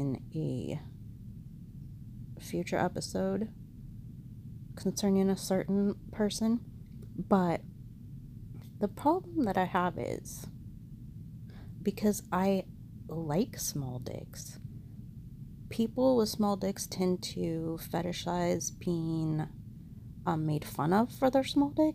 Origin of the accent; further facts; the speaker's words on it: United States; because I'm an American